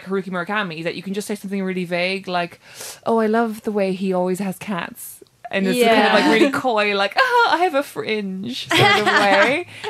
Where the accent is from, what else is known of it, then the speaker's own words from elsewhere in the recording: Ireland; I'm Irish